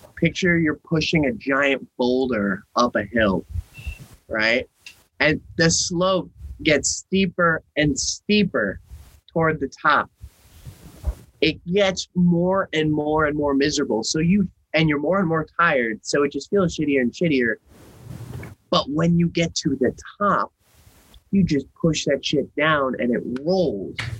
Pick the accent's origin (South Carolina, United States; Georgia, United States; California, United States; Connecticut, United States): Connecticut, United States; Norwalk; born or raised there; moved away